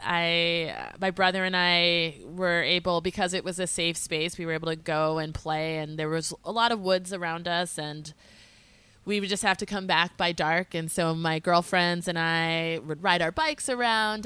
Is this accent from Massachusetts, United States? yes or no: yes; small town north of Boston, Massachusetts, United States; also born or lived in Philadelphia / upstate New York; I lived in a small town, uh, forty-five minutes north of Boston, so I grew up in a smaller community